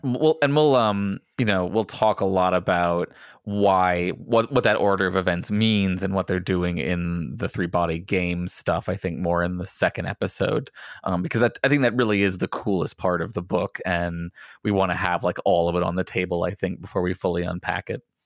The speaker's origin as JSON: {"language": "English", "country": "United States", "said": "as an American"}